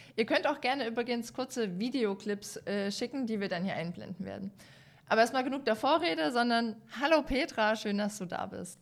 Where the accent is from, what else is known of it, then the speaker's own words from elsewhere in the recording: Dresden, Saxony, Germany; Als Dresdnerin